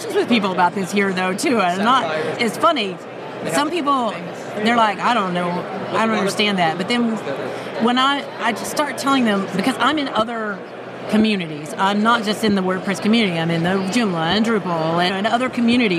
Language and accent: English; Houston, Texas, United States; I'm from Houston where NASA is